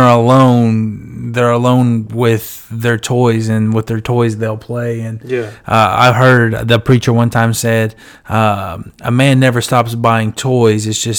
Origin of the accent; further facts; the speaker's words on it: Illinois, United States; moved away as an adult; now in Arkansas, United States; So I'm from Illinois, that's obviously, and when I moved to Arkansas when I was getting married